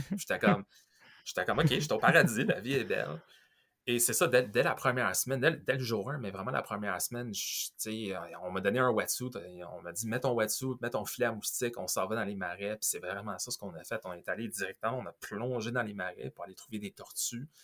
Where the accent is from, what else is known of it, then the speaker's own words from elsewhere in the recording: Quebec / Montreal, Canada; also born or lived in Ontario; je suis de Québec, je suis de Montréal